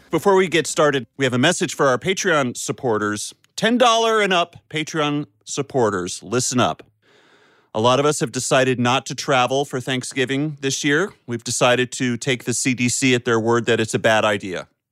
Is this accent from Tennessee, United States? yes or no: no; North Carolina, United States; growing up in North Carolina